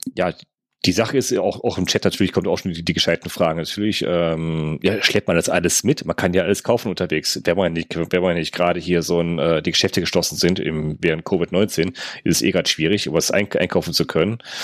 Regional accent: North Rhine-Westphalia, Germany; bei uns in NRW

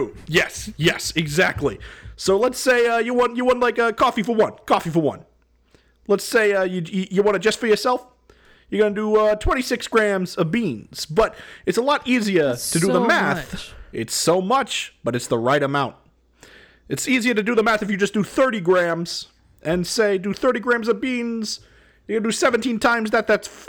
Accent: Providence, Rhode Island, United States; Are you kidding? I'm from Providence.

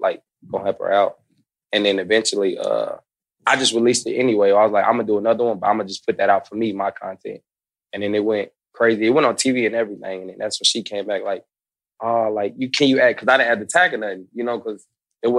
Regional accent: Kansas City, Missouri, United States; now in Atlanta, United States; I'm from Kansas City

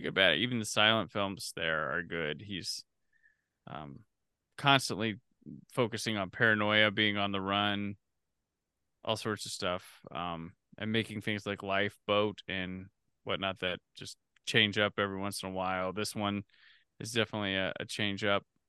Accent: Midwest, United States; I grew up in the Midwest, probably different from California

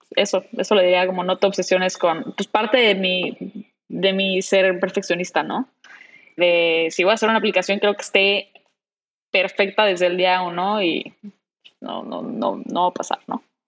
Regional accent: Cancún, Quintana Roo, Mexico; moved away; venirme a Cancún, que es en donde yo nací y crecí

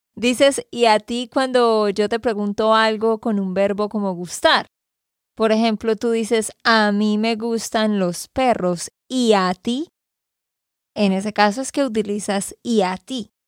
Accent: Santander, Colombia; de Santander, Colombia

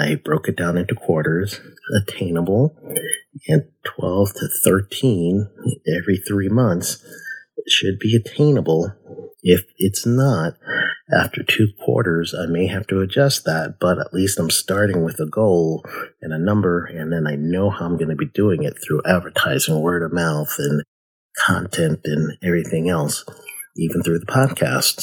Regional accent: United States; also born or lived in Guyana; I was born in America, youngest of five

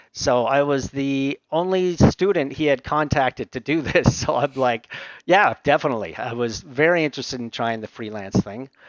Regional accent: Aurora, Ontario, Canada; also born or lived in Montreal, Quebec; I grew up most of my uh, youth in uh, Aurora, Ontario

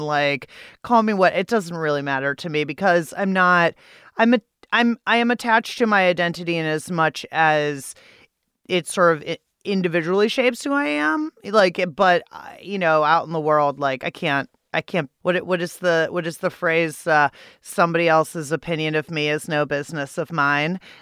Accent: Pittsburgh, Pennsylvania, United States; now in Washington, D.C., United States; I'm from Pittsburgh, Pennsylvania. It is the only city for me. I don't live there, though. I live in Washington, D C.

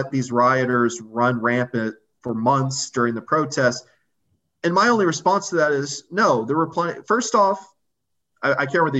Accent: Kentucky, United States; I'm from Kentucky

